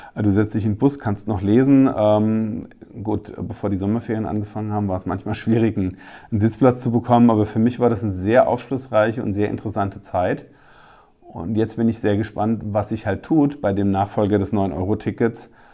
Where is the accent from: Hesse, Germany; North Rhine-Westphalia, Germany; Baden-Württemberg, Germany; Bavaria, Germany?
Hesse, Germany; Rheingau-Taunus-Kreis; bei uns im Rheingau-Taunus-Kreis